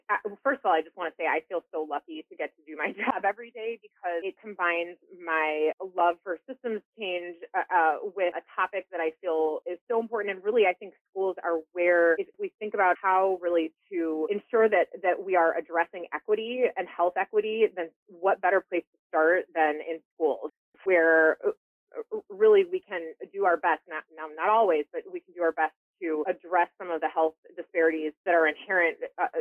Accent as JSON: {"language": "English", "town": "Chicago", "region": "Illinois", "country": "United States", "tie": "born or raised there", "moved": "as an adult", "said": "I grew up in Chicago."}